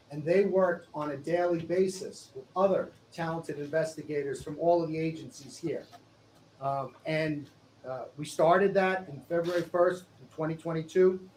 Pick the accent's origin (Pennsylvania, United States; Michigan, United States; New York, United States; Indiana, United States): New York, United States; Born and raised on Long Island.